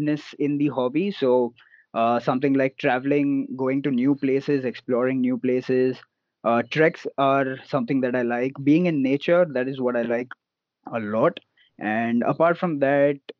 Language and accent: English; Mumbai, Maharashtra, India; And I'm from Mumbai